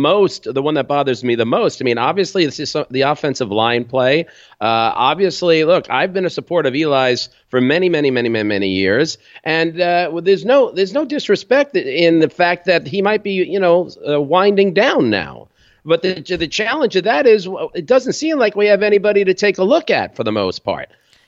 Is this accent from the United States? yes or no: yes; Valley Stream, New York, United States; also born or lived in Brooklyn; I'm from New York, born in Brooklyn, raised on Long Island. Not the fancy Long Island. You can spit to Queens from where I'm from, Valley Stream, Long Island.